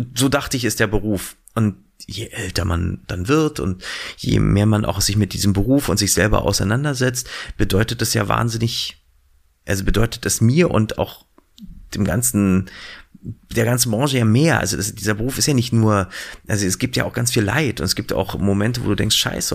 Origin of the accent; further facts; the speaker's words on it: Berlin, Germany; ich bin ja in Berlin groß geworden